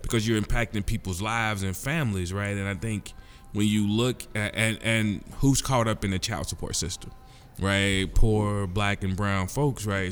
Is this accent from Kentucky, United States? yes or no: yes; Louisville, Kentucky, United States; born and raised in Louisville, Kentucky